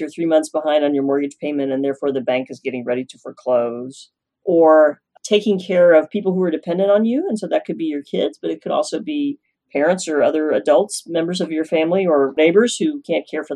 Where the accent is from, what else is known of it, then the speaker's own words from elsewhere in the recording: Norman, Oklahoma, United States; moved away as an adult; also born or lived in Illinois / Stanford, California; now in Fountain Hills, United States; I'm from Norman, Oklahoma, which is right in the center of Oklahoma